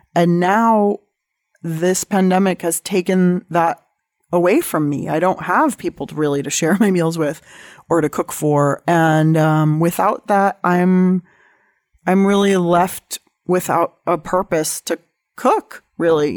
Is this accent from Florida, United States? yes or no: no; San Diego, California, United States; I grew up in San Diego